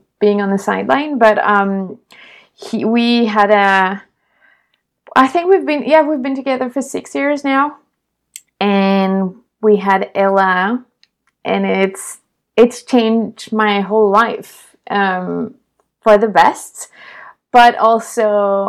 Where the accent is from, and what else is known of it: Bordeaux, Nouvelle-Aquitaine, France; English is a second language; also born or lived in Minneapolis, Minnesota